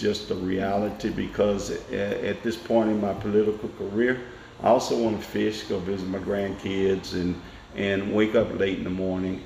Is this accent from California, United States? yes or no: no; Nashville, Tennessee, United States; I was born in Nashville in 1952 at Meharry Hospital, right mm-hmm. up the mm-hmm. street from where we sit, mm-hmm. and my family lived on the campus of Tennessee State University.